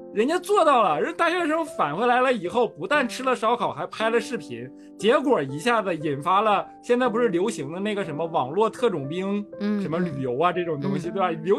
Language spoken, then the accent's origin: Chinese; Northeast China, China; 你就咱们老家都东北的，